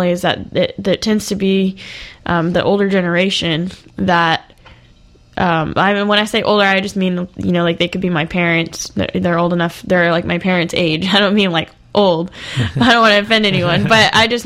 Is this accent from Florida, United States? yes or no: yes; near Pensacola Beach, Florida, United States; moved away; It's pretty much near my hometown, just up the road